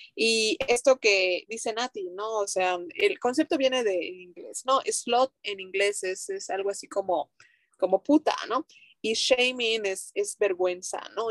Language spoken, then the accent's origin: Spanish; Mérida, Yucatán, Mexico; nosotras eh, somos de Mérida, Yucatán, México